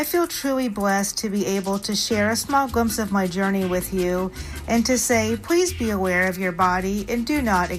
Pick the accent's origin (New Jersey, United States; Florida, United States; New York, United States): Florida, United States; Lake Mary; I'm from Lake Mary.